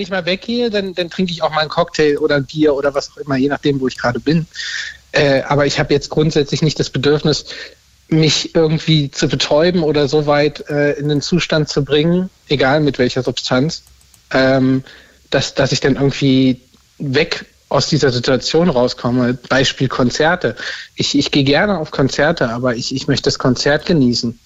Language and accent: German; Berlin, Germany; ich komme auch aus Berlin